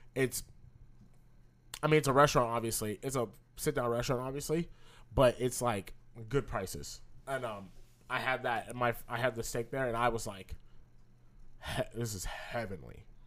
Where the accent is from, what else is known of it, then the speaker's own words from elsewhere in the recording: California, United States; we're from California